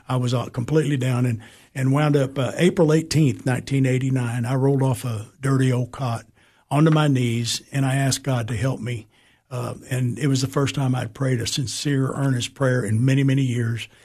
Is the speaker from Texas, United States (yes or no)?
yes; San Antonio, Texas, United States; also born or lived in Springfield, Massachusetts / Alaska; we moved straight to Texas, and that's where I was raised in San Antonio